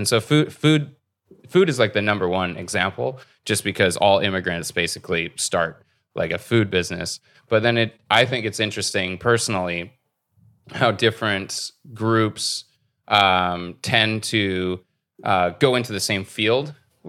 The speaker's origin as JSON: {"language": "English", "country": "United States", "tie": "born or raised there", "lives_now": "Canada", "said": "I grew up in America. I don't even know Canadian history."}